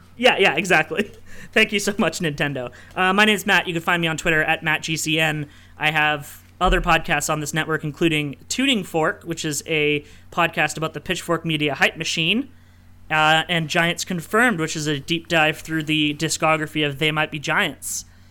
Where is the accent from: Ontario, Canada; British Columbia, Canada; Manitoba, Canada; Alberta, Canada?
Ontario, Canada; Sudbury; my hometown of Sudbury, Ontario